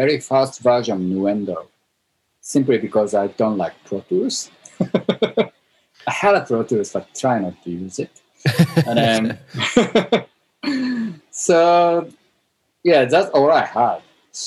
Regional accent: Japan; moved away as an adult; also born or lived in Tokyo; now in Melbourne, Australia; I moved to Melbourne 2003 from Japan.

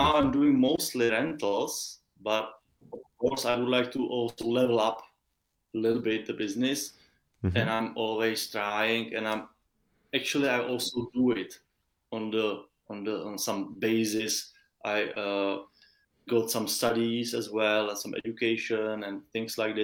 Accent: Czechia; I'm from Czech Republic, which is a small, tiny country in the heart of Europe.

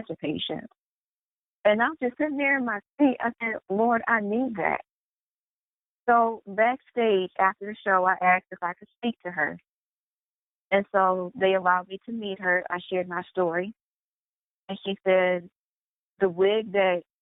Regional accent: Michigan, United States; I went to Western Michigan University. And that is an hour and a half away from my hometown

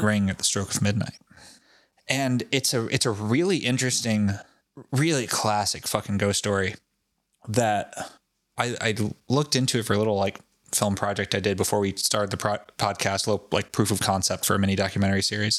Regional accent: Foster, Rhode Island, United States; my hometown of Foster, Rhode Island

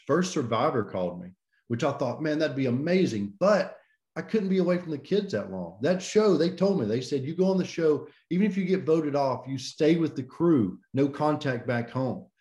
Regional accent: Birmingham, Alabama, United States; I'm from Birmingham, Alabama. This is where I grew up

